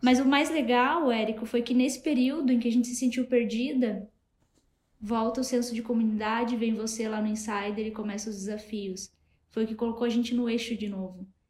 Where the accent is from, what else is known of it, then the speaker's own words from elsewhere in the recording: Matinhos, Paraná, Brazil; now in Curitiba, Brazil; eu nem sou daqui de Curitiba, eu sou de uma cidade pequena aqui do litoral do Paraná, que é Matinhos o nome